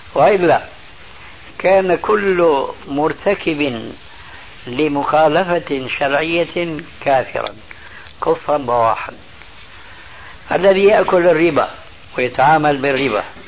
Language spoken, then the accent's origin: Arabic; Syria; عندنا في سوريا